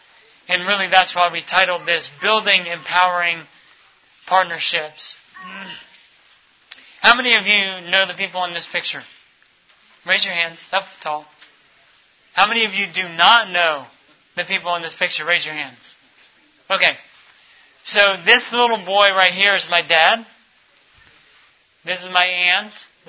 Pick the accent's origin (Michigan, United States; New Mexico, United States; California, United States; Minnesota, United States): Minnesota, United States; born there; also born or lived in Texas / Ecuador / Mali / Florida; Growing up, I was born in Minnesota, in the frigid north. We moved to Texas, spent some time in Ecuador from time to time. We moved over to Mali, West Africa for a year, and then moved back to the U.S. and down into Florida.